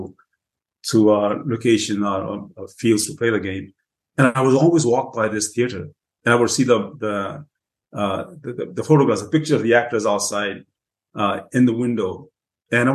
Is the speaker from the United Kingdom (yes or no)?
yes; England, United Kingdom; also born or lived in Punjab, India; now in United States; I grew up in England